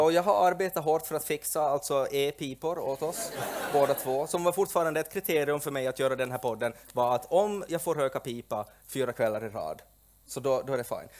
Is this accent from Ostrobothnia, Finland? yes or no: no; Porvoo, Uusimaa, Finland; i min hemby Pormo